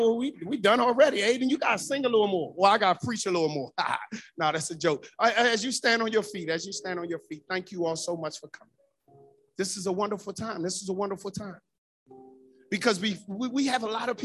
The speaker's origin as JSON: {"language": "English", "town": "Washington", "region": "District of Columbia", "country": "United States", "tie": "born or raised there", "said": "as a young boy growing up in Northeast and right around the corner from the Washington Coliseum."}